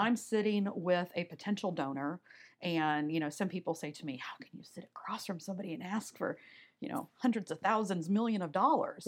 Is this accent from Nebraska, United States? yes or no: yes; Omaha, Nebraska, United States; also born or lived in Wayne, Nebraska; I grew up in Omaha, Nebraska